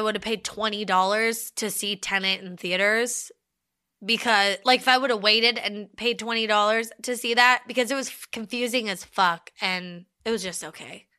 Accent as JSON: {"language": "English", "country": "United States", "said": "as an American"}